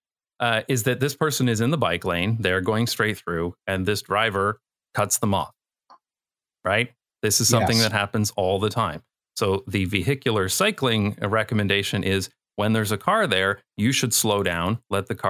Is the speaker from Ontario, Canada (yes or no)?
yes; London, Ontario, Canada; moved away as an adult; also born or lived in Toronto, Canada; now in Netherlands; in my hometown, London, Ontario, which on my channel, I usually call fake London